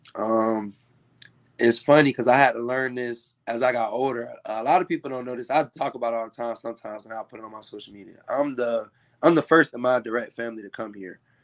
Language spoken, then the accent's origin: English; Tallahassee, Florida, United States; I'm from Tallahassee.